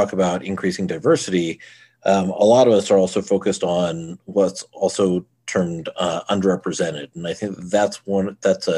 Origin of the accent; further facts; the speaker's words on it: Houston, Texas, United States; now in Denver, United States; I grew up in Houston